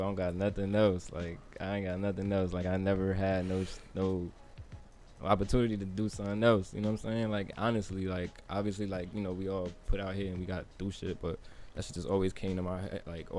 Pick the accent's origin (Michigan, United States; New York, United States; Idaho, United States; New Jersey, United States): New Jersey, United States; Jersey City; moved away; also born or lived in Clifton, New Jersey / Paterson, New Jersey; I grew up on Pine and Whiting, but I moved in 2001.